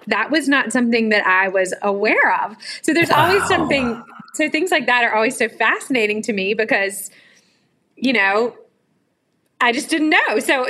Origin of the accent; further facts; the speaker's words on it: the South, United States; as a Southerner